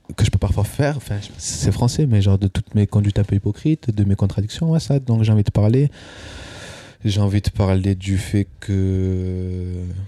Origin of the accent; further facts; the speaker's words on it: Albias, Occitania, France; moved away as an adult; now in Paris, France; je viens du sud-ouest de la France, dans un petit village près de Toulouse qui s'appelle Albias